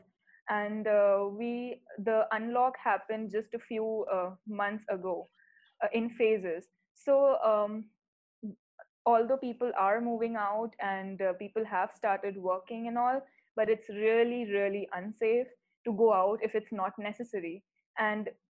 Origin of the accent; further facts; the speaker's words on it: India; also born or lived in Edmonton, Canada; I am from India and I am currently at my home